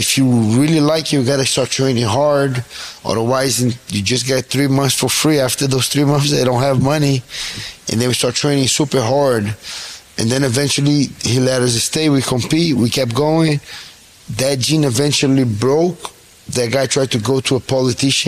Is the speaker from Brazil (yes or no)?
yes; Rio de Janeiro, Brazil; moved away; I was born and raised in Rio, in Brazil